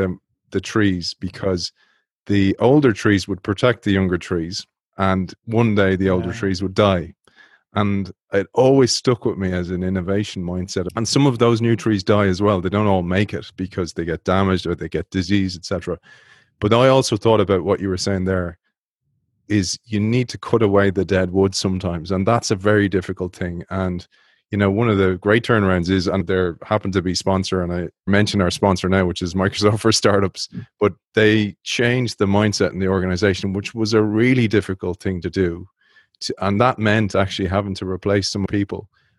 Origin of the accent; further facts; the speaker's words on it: Dublin, Leinster, Ireland; I was raised in the Phoenix Park in Dublin, which is this beautiful park. And my father was the superintendent of the park.